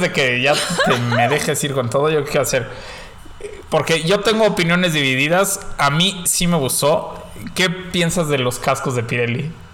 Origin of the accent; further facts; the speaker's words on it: Mexico; somos mexicanos